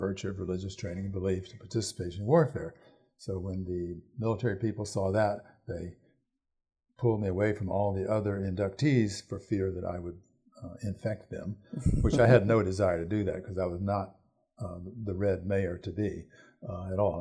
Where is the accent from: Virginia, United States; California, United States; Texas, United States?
Virginia, United States; I'm also from Virginia, which is far more patriotic in that sense than Wisconsin.